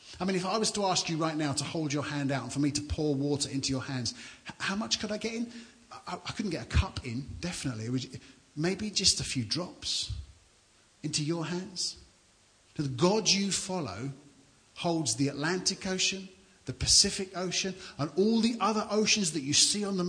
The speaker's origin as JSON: {"language": "English", "region": "London", "country": "United Kingdom", "tie": "born or raised there", "also_born_or_lived": "Banbury, Oxfordshire", "moved": "as an adult", "lives_now": "Suffolk, United Kingdom", "said": "And I grew up in London, so I'm a townie, I'm a city guy"}